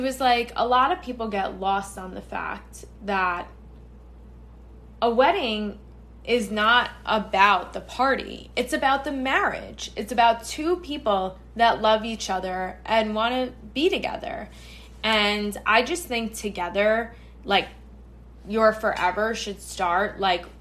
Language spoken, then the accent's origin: English; New York, United States; I am based, born and bred in New York.